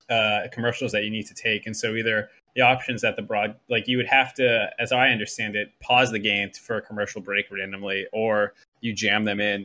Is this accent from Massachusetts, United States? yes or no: yes; Boston, Massachusetts, United States; I was a Patriots fan because I grew up around Boston, and you just had to be a fan of that thing